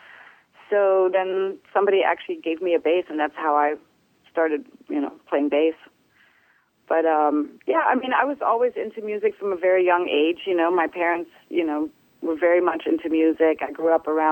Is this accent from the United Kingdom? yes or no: no; Netherlands; also born or lived in Germany; now in United States; I'm originally from Germany. I grew up in Holland, and I've been in the States for a very long time